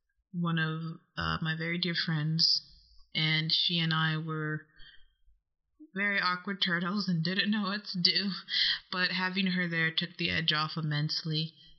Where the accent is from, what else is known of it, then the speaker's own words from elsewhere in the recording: Illinois, United States; now in Los Angeles, United States; And I'm from the state of Illinois originally.